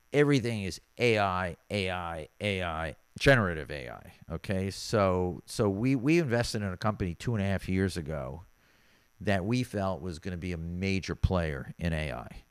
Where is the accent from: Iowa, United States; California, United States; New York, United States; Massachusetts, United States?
New York, United States; moved away as an adult; now in Miami Beach, United States; being a New Yorker